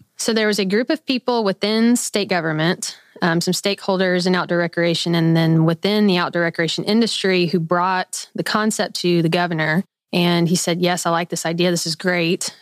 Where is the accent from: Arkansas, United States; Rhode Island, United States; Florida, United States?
Arkansas, United States; Little Rock; I am a native Arkansan, born and raised in Little Rock, Arkansas